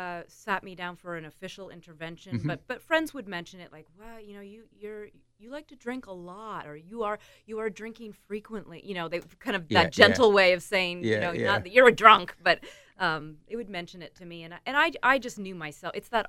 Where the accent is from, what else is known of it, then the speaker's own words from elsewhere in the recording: Antigonish, Nova Scotia, Canada; I'm from Antigonish, Nova Scotia.